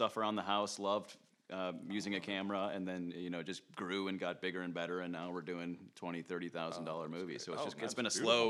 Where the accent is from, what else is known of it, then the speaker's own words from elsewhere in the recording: Minnesota, United States; We're just a bunch of losers who coffee and beer from Minnesota.